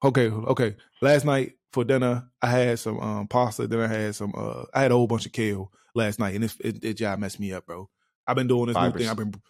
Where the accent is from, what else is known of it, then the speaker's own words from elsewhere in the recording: Los Angeles, California, United States; I'm from Los. You say I'm from Los Angeles. I say you from Los Angeles. It's like I'm speaking in cursive.